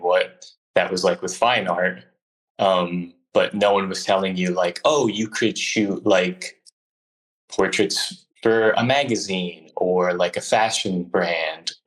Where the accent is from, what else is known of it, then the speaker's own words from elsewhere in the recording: Northern New Jersey, United States; now in Philadelphia, United States; where I grew up in Northern New Jersey was abandoned factories